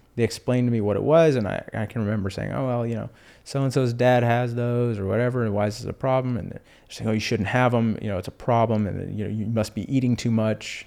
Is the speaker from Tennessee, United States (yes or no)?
no; Houston, Texas, United States; also born or lived in Austin, Texas; I grew up in Houston.